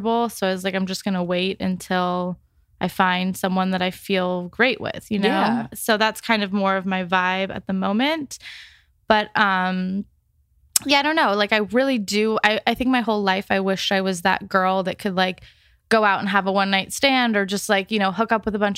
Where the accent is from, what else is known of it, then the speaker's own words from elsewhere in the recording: Orange County, California, United States; I grew up in Orange County